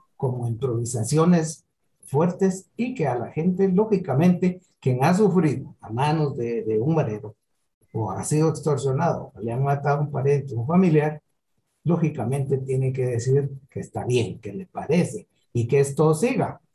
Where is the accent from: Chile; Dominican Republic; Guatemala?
Guatemala; Para nosotros como guatemaltecos